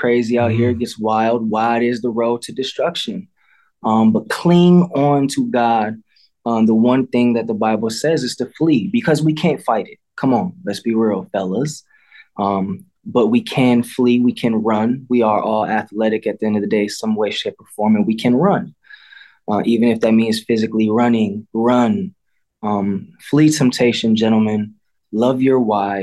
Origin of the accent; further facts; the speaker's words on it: Midwest, United States; I don't speak because I'm American.